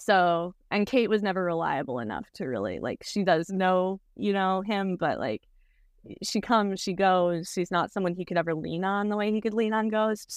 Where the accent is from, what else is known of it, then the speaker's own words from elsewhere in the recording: Wisconsin, United States; now in Los Angeles, United States; We grew up together in Wisconsin and now we live together in L